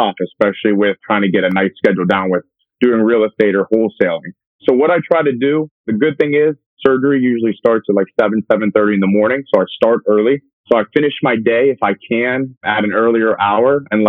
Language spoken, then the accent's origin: English; Pittsburgh, Pennsylvania, United States; moved away as an adult; also born or lived in West Virginia / Southern California / New Jersey / Manhattan, New York; I'm originally from Pittsburgh, Pennsylvania